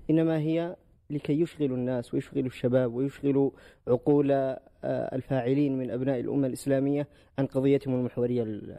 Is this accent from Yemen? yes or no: yes; Yemen; وأنا من اليمن والجميع يعرف ماذا ما تعيشه اليمن